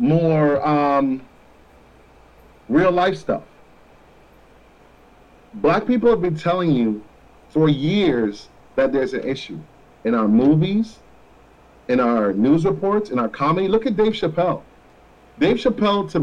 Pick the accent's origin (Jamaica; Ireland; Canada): Jamaica; first language Jamaican Patois; also born or lived in Florida; now in United States; I grew up in Jamaica